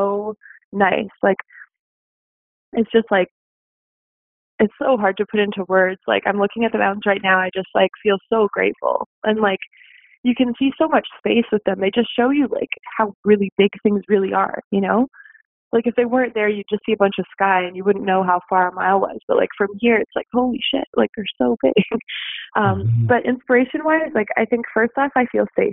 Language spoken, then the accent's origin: English; Saskatchewan, Canada; now in Canmore, Canada; I'm from Saskatchewan, so we really have a whole lot of nothing to look at from far away.